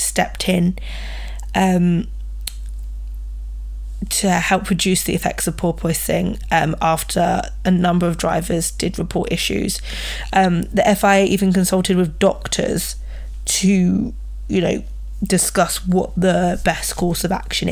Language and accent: English; United Kingdom; I'm British